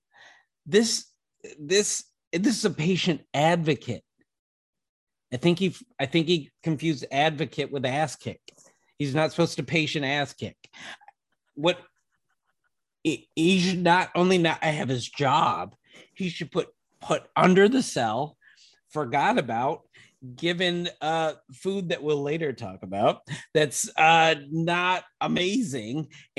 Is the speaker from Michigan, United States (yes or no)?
yes; Kalamazoo, Michigan, United States; I'm from Kalamazoo, born in.